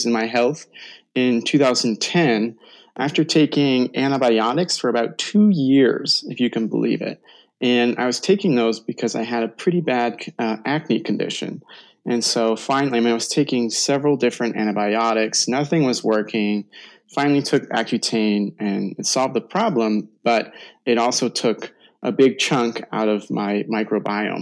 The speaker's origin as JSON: {"language": "English", "town": "Portland", "region": "Oregon", "country": "United States", "tie": "born or raised there", "said": "Portland is actually my hometown"}